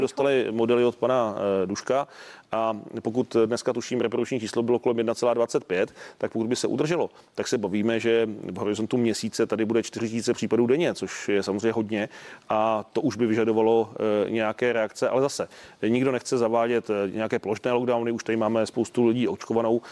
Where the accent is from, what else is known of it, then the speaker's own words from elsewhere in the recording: Mladá Boleslav, Central Bohemian Region, Czechia; já jsem z Mladé Boleslavi